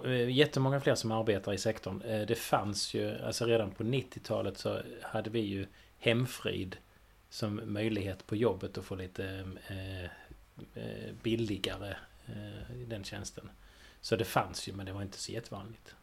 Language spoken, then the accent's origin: Swedish; Sweden; vi är svenskar ändå